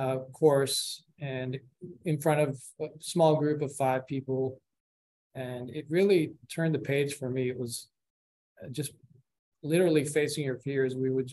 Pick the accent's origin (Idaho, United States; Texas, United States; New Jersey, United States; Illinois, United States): New Jersey, United States; born there; also born or lived in Colombia; now in Houston, United States; I was born in New Jersey. My family's from Colombia. My parents were born there. I was raised half there, half here in grade school, but mainly been in Houston since my senior year in high school.